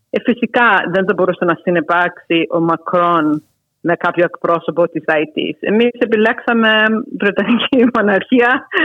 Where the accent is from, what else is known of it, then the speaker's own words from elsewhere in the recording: United States; άρα ως Ελληνοαμερικάνα που ήμουν στο, μια τις γενιές που είχαν ε, φτάσει στο να είμαστε λευκοί.